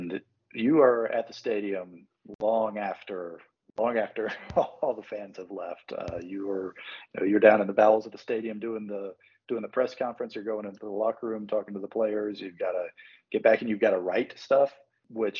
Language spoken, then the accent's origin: English; Birmingham, Alabama, United States; now in Atlanta, United States; growing up in Birmingham.